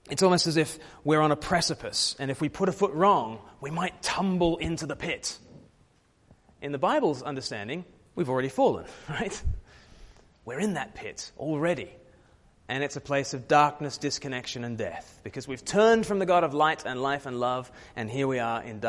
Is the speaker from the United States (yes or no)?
no; Australia; I was born in Australia, far from the mother country